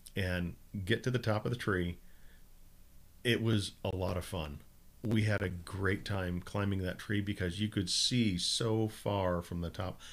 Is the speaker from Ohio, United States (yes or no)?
no; Minnesota, United States; I grew up in Minnesota